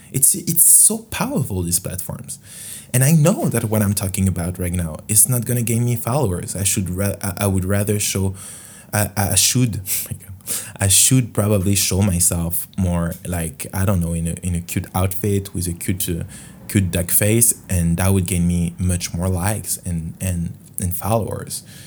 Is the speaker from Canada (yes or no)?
no; France; English is a second language; In French, huh, obviously, because I'm from France.